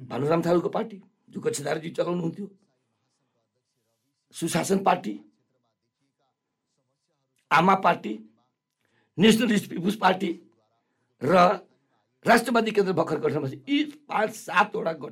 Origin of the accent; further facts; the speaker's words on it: Sarlahi, Madhesh Province, Nepal; सर्लाहीमा मेरो घर छ मेरो आफ्नो गाउँ छ आफ्नो क्षेत्र छ